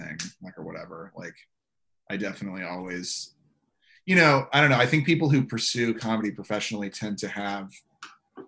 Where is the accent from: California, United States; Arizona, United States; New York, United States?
California, United States; San Diego; I'm from San Diego